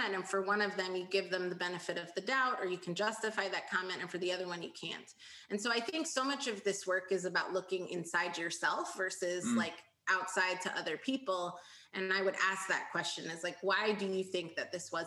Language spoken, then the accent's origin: English; United States; as a first generation American, I was raised to be ambitious